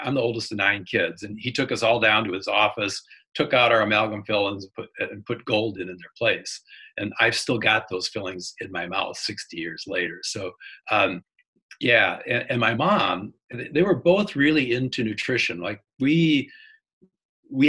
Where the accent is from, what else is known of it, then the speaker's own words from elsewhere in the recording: Wisconsin, United States; I grew up in Wisconsin